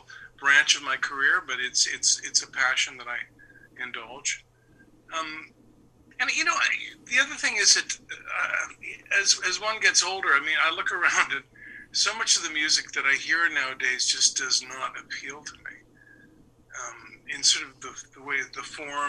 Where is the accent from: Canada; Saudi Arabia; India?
Canada; London, Ontario; I'm from London, Ontario, which is 2 hours from Toronto